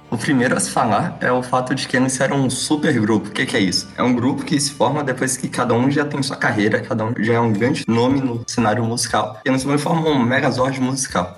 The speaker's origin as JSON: {"language": "Portuguese", "country": "Brazil", "said": "como brasileiros que somos"}